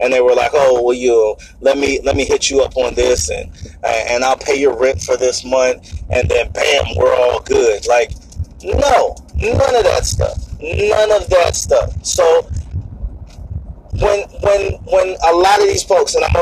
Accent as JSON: {"language": "English", "town": "Norfolk", "region": "Virginia", "country": "United States", "tie": "born or raised there", "said": "I'm from Norfolk, Virginia, and I grew up in a place called Young's Park"}